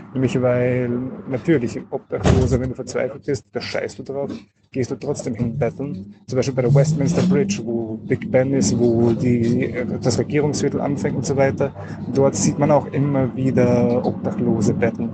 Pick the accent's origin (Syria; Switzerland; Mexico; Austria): Austria; als Österreicher